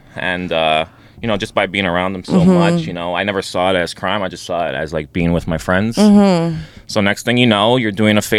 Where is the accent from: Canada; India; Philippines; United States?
Canada; Montreal, Quebec; I was raised in Montreal